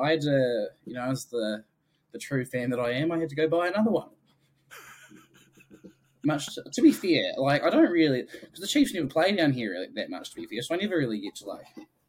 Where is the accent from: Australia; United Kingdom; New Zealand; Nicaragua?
New Zealand; Wellington; also born or lived in Hamilton; now in Dunedin, New Zealand; Where do I live now? I'm in Dunedin currently. But I work in Balclutha, but originally from Wellington. And then the thing I don't probably like to share too much is that I was born in Hamilton